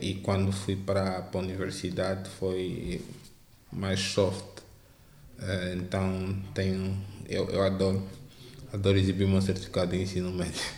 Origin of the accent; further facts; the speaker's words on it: Hoji ya Henda, Luanda Province, Angola; eu cresci no Ajaenda